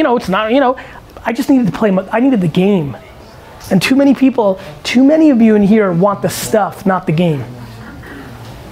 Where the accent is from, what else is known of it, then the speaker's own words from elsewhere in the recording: United States; also born or lived in Eastern Europe; as an American, you know, who was born in Eastern Europe